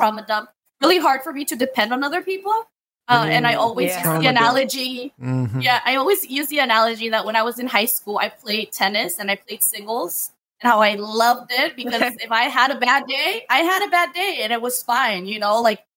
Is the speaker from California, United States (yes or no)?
yes; Imperial Valley, California, United States; I'm from the Imperial Valley, so we're used to earthquakes